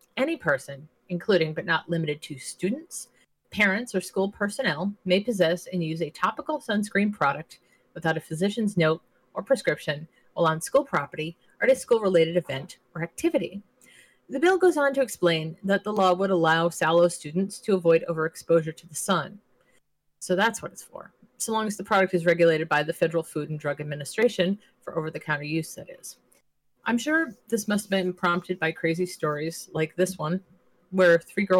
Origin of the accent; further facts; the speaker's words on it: Rhode Island, United States; I grew up in Rhode Island